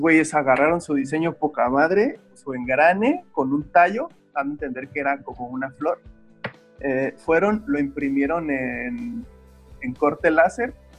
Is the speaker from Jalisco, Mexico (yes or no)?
yes; Guadalajara, Jalisco, Mexico; moved away as an adult; now in Playa del Carmen, Mexico; soy originario de Guadalajara. Eh, tengo aproximadamente como 10 años viviendo aquí en Playa del Carmen. Pero pues realmente toda mi onda del artista empezó desde Guadalajara, ¿no? Que es donde ahí he estado la gran parte de mi vida, ahí crecí